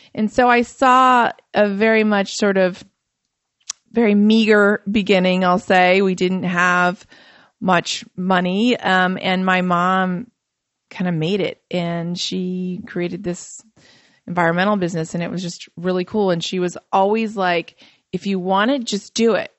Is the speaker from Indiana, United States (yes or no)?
yes; Fort Wayne, Indiana, United States; I grew up in Fort Wayne, Indiana, and, um, I'm Macedonian